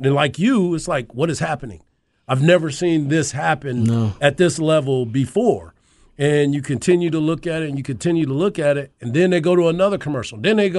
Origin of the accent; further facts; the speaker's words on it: Texas, United States; I'm from Texas.